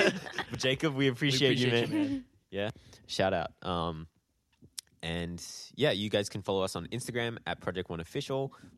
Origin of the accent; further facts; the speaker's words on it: Canberra, Australian Capital Territory, Australia; our home city. our hometown.